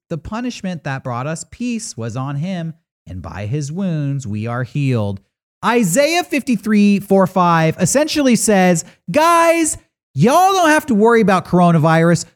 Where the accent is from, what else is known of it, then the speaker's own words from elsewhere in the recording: San Diego, California, United States; as a kid growing up in San Diego